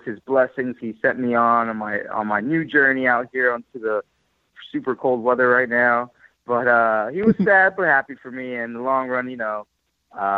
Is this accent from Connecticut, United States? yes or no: no; New York, United States; moved away as an adult; also born or lived in California; I was, you know, born and raised in New York